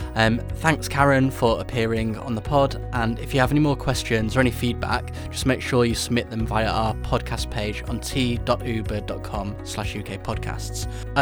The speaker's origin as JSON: {"language": "English", "town": "Leeds", "region": "Yorkshire and the Humber", "country": "United Kingdom", "said": "I'm from Leeds"}